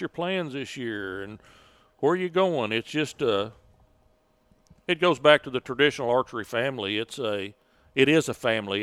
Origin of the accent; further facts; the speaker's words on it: Sand Springs, Oklahoma, United States; Sand Springs, Oklahoma. Uh, about twenty-five miles northwest of Tulsa, out in Osage County in a little log cabin in the woods